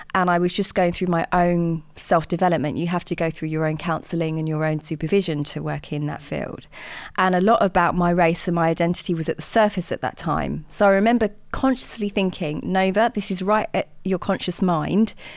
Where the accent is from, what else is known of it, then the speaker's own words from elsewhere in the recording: Watford, East of England, United Kingdom; I grew up in Watford